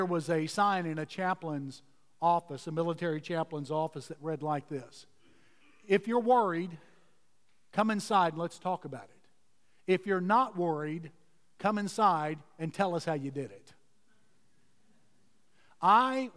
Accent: Houston, Texas, United States; I grew up in Houston, Texas

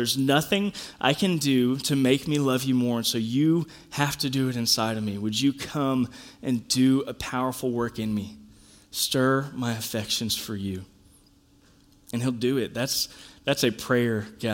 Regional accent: United States; as American Christians, or maybe Christians globally, I don't know, at least us in America

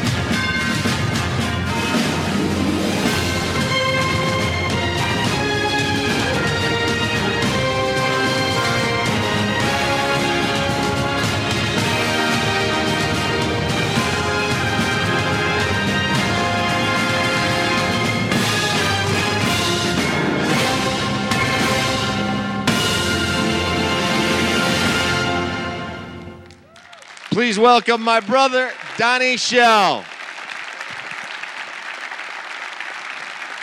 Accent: Turkey; moved away; I was born in Turkey

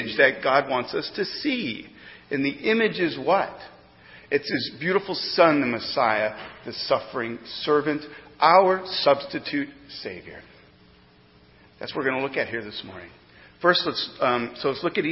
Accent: Missouri, United States; now in East Coast, United States; growing up in Missouri had a lot of advantages

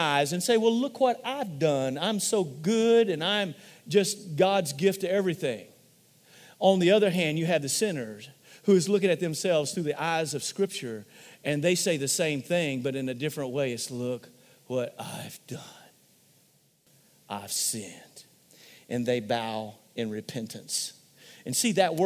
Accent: Missouri, United States; we're from Missouri

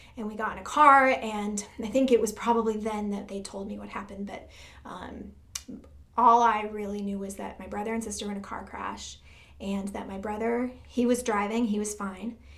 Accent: Michigan, United States; I was born in Michigan

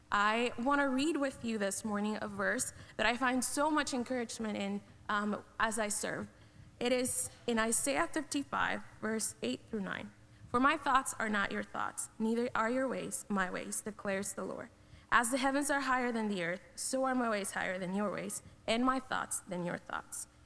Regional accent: Guatemala; I was born and raised in Guatemala.

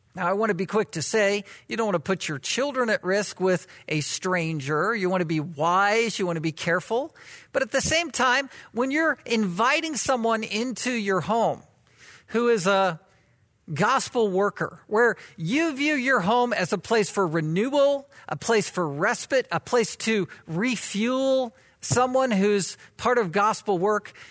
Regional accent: the South, United States; moved away as an adult; I was from the South, am from the South

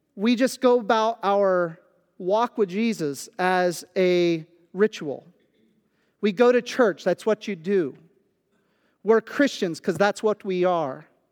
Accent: Kansas, United States; moved away as an adult; also born or lived in Pennsylvania; now in Central Pennsylvania, United States; I was born in Kansas, I went to school in Kansas, I graduated from high school in Kansas

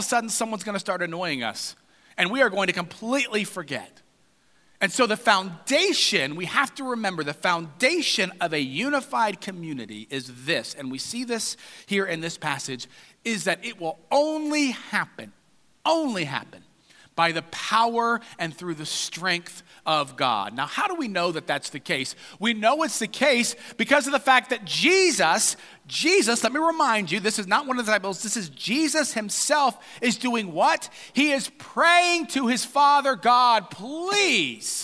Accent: United States; we as good American individuals

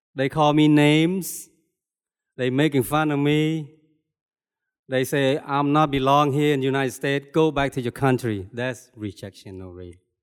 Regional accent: Cambodia; moved away; I was born and raised in Cambodia

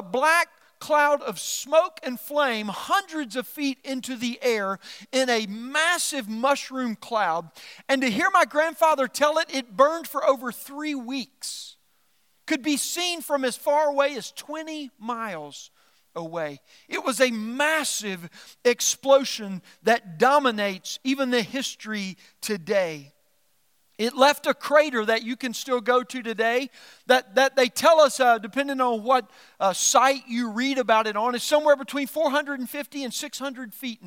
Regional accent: Norphlet, Arkansas, United States; I was raised in South Arkansas

